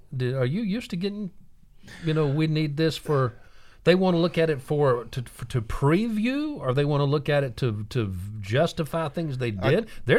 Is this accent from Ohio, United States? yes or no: yes; Fairborn, Ohio, United States; I'm from the Midwest.